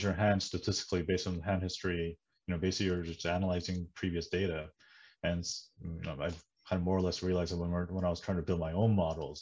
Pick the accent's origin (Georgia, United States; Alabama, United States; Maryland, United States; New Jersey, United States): New Jersey, United States; also born or lived in South Korea; I was born in the US, right? But then, so when I came back eventually, I grew up in New Jersey